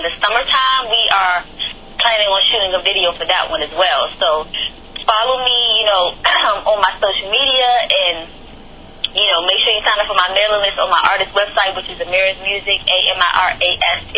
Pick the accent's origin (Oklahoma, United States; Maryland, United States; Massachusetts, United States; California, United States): Maryland, United States; Temple Hills; moved away as an adult; also born or lived in Las Vegas / North Carolina; I was born in Temple Hills, Maryland, and I was raised there as well